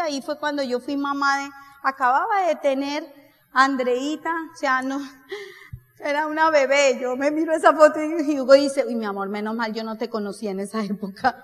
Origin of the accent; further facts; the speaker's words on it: Colombia; yo no vengo de Colombia